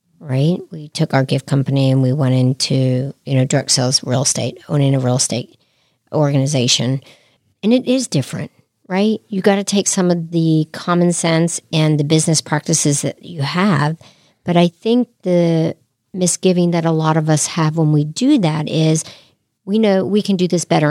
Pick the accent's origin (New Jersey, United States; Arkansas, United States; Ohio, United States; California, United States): New Jersey, United States; moved away as an adult; also born or lived in Stamford, Connecticut / Florida; now in Lexington, United States; I'm originally from New Jersey, as you know, and when I graduated college and moved to Connecticut, Stamford